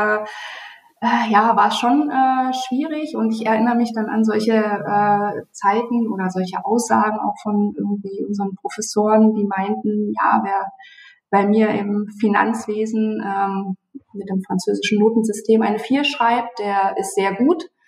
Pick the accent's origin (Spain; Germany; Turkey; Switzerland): Germany; Bautzen, Saxony; Also woher komme ich? Ich fange mal geografisch an. Ich komme ähm, aus Bautzen.